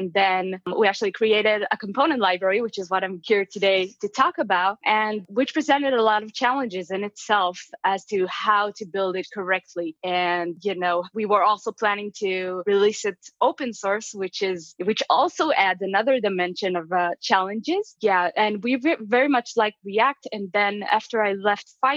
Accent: Israel; moved away as an adult; now in Las Vegas, United States; I'm actually originally from Israel. Right now I live in Las Vegas

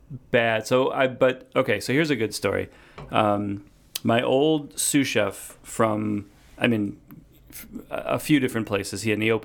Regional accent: Wheeling, Illinois, United States; Yeah, I grew up in Wheeling, Illinois, which is, you know, suburb.

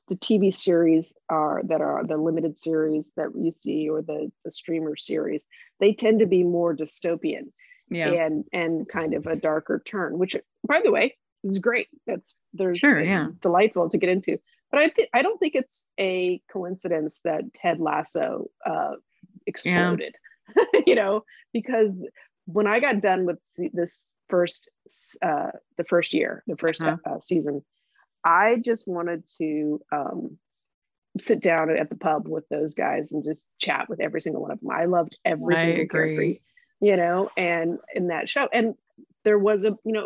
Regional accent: Tulsa, Oklahoma, United States; I grew up in Tulsa and I went to the University of Oklahoma

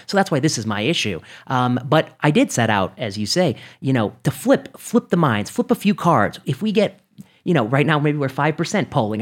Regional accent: Indiana, United States; moved away; I grew up in the Midwest. I grew up in, you know, Indiana

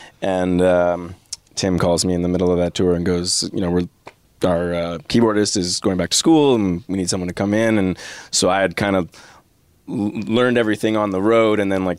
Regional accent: Mississauga, Ontario, Canada; when I was younger, I grew up in Mississauga in Streetsville, nice little kind of punk rock music scene there.

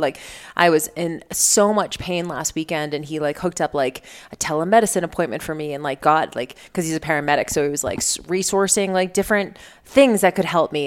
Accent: Boston, Massachusetts, United States; I grew up in Boston

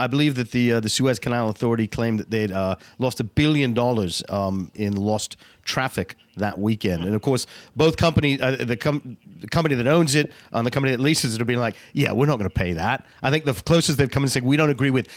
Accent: England, United Kingdom; moved away; in Stoughton, back in my hometown, or my home country, rather

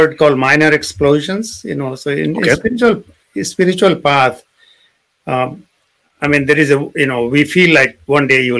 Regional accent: India; moved away; we grew up in India

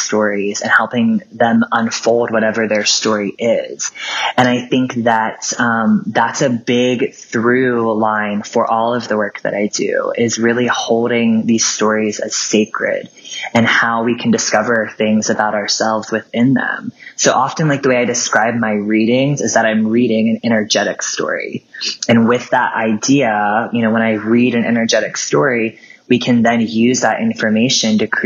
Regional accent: southern Ohio, United States; I grew up in a very small town in the southern part of Ohio

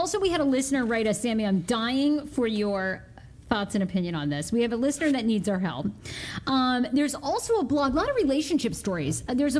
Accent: Maine, United States; Well, you know, growing up in Maine, because my mom, we'll get her on this podcast in the next couple weeks again, too.

